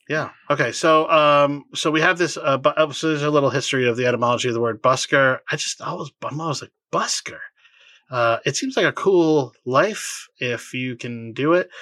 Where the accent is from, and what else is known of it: Boston, Massachusetts, United States; born or raised there